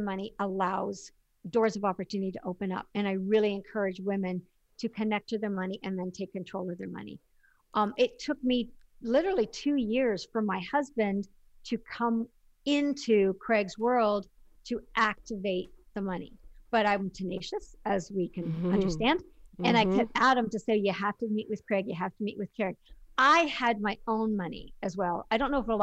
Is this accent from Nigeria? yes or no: no; Canada; Being Canadian, we don't have Shark Tank